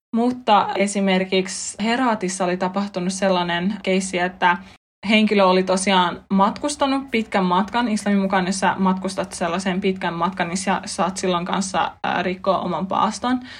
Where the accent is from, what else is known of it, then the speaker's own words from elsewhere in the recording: Finland; mä olen tullut länsimaista, mä oon kasvanut Suomessa